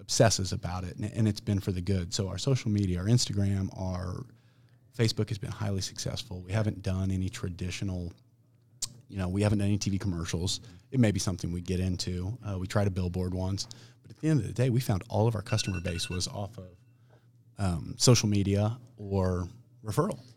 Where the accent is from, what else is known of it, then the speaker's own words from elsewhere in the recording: Olathe, Kansas, United States; I'm from Olathe. I've got a pretty good friends and family base in Olathe